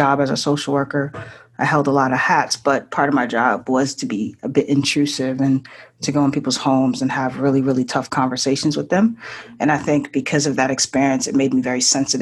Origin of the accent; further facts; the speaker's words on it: Boston, Massachusetts, United States; also born or lived in Haiti / Japan; I'm originally from Haiti, grew up in the Boston area. I'm currently in Boston